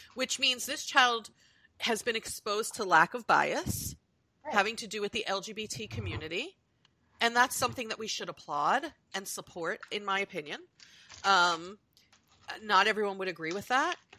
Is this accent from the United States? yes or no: yes; United States; I'm Euro American, I'm US born